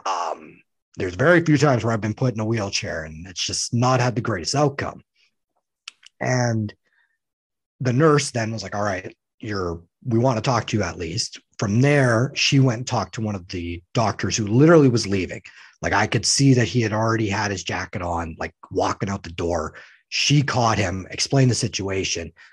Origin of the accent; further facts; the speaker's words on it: Saskatchewan, Canada; now in Winnipeg, Canada; I'm born from Saskatchewan. That's kind of my home.